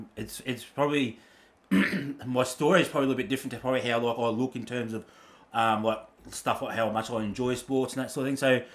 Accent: Brisbane, Queensland, Australia; also born or lived in Auckland, New Zealand / Redcliffe; So moved to Brizzy, bro. Grew up in Brizzy.

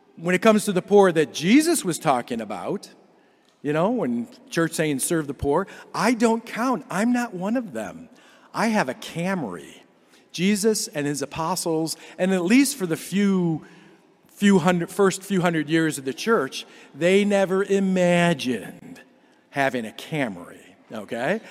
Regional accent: Cleveland, Ohio, United States; I grew up in Cleveland

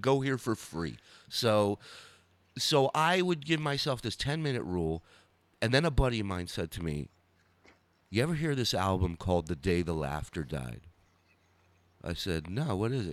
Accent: Los Angeles, California, United States; also born or lived in Arizona; we lived in, in the San Fernando Valley

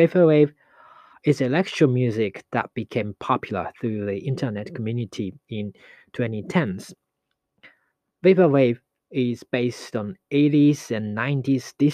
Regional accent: Japan; Japanese, which is language of my home country

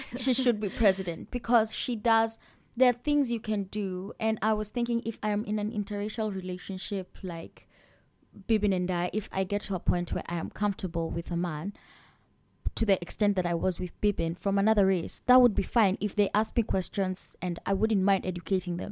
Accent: Kenya; moved away; i'm from kenya

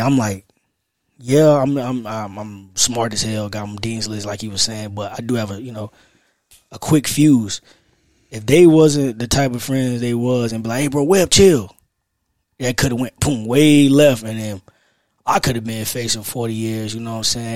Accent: Raleigh, North Carolina, United States; I'm from South Side of Raleigh

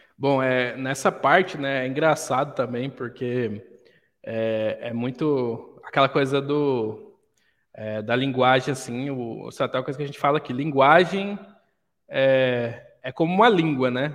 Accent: Goiânia, Goiás, Brazil; now in Caldas Novas, Brazil; Vivi a vida toda em Goiânia

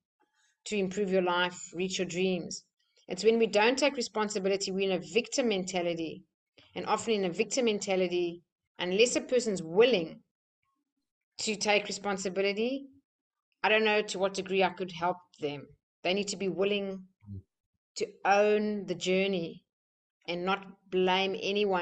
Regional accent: South Africa; moved away; I'm from South Africa

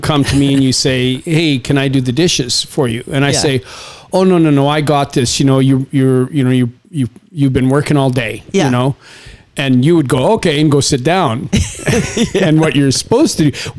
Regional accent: Saskatchewan, Canada; it's a farming community in Saskatchewan, which again, I'm like two generations away from people that settle the land.

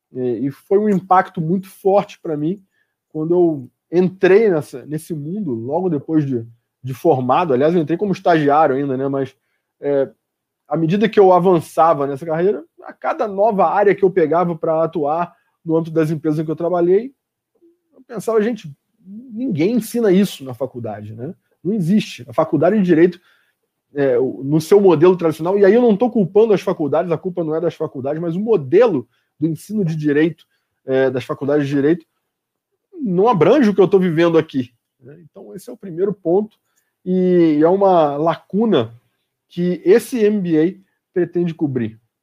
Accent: Rio de Janeiro, Brazil; now in São Paulo, Brazil; no Rio de Janeiro, que é de onde eu sou, o estado de onde eu sou

